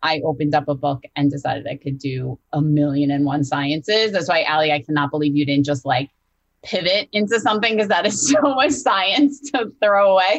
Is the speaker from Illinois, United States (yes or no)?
no; New Jersey, United States; I convinced my parents to let me go to University of Delaware because I was from New Jersey